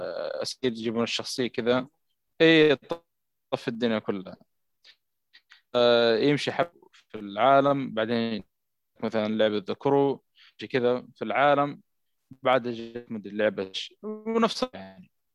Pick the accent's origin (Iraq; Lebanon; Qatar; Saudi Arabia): Saudi Arabia; عندنا في السعوديه